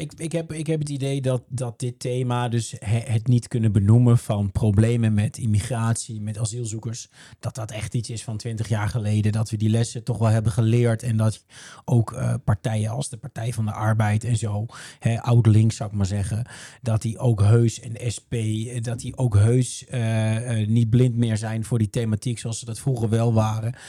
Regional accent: Netherlands; Ik ben ook een Nederlander.

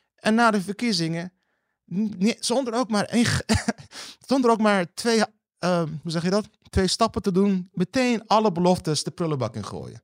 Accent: Rotterdam, South Holland, Netherlands; Ik kom uit Rotterdam-Zuid

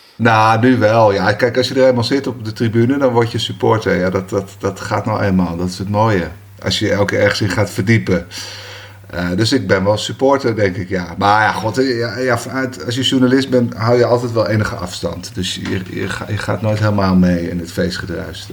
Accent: Bergen, North Holland, Netherlands; Ja, ik ben in Bergen geboren, 72.

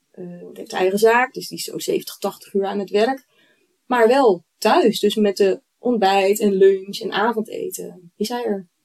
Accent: Eemnes, Utrecht, Netherlands; ik kom uit Eemnes, in de polder

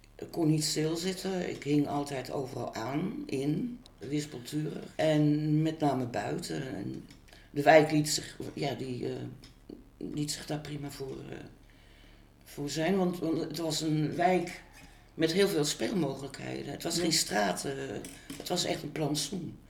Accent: Utrecht, Netherlands; Ik ben 17 1 1955 geboren in Utrecht.

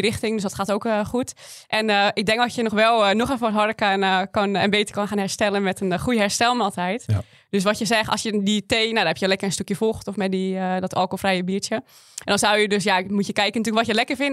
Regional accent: West Friesland, North Holland, Netherlands; Ik kom uit Noord-Holland, uit West-Friesland

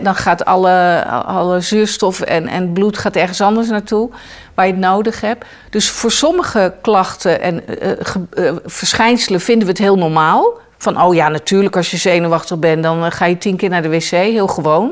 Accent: The Hague, South Holland, Netherlands; moved away; Ik ben eh, geboren in Den Haag.

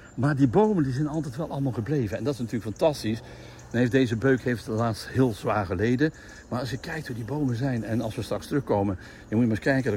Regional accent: North Brabant, Netherlands; wij eh, als Brabanders

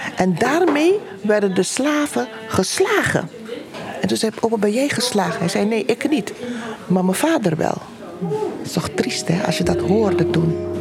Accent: Aruba; now in Tilburg, Netherlands; geboren op Aruba uit Surinaamse ouders

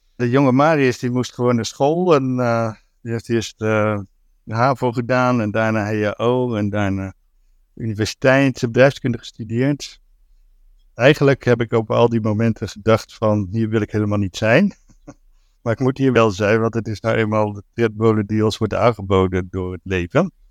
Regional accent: Zeeland, Netherlands; moved away as an adult; also born or lived in Rotterdam; Ik ben eigenlijk opgegroeid in Zeeland. Ik ben in Rotterdam geboren. Toen ik drie was naar Zeeland verhuisd en daar tot mijn twintigste

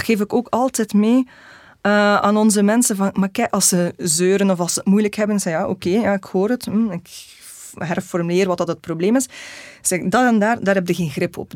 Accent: Belgium

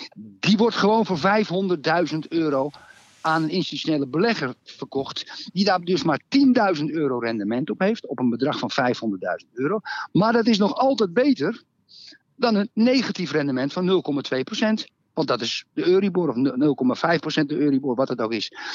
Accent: Netherlands; als Nederlander

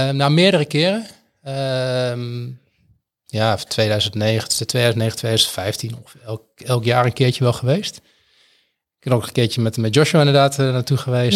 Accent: Twente, Overijssel, Netherlands; moved away as an adult; now in Groningen, Netherlands; ik kom uit Twente en ik ben hier naar Groningen gegaan voor de studie

